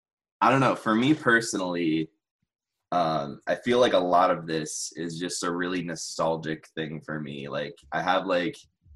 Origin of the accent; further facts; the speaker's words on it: Cleveland, Ohio, United States; I'm from Cleveland, so it's not even like a beachy place